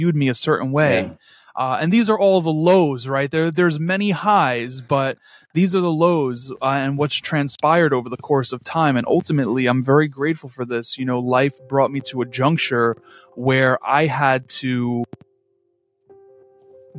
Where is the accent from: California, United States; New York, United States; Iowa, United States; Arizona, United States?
New York, United States; New York City; I am just a born and raised New Yorker who inevitably caught the hustler spirit that fills my hometown streets